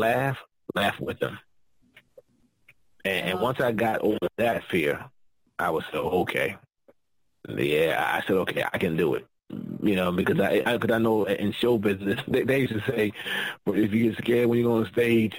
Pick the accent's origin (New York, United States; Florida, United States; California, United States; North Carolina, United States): New York, United States; I talk fast. I'm from New York